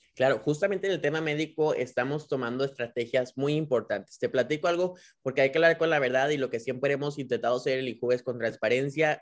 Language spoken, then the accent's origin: Spanish; Nuevo León, Mexico; como nuevo leoneses y como mexicanos podamos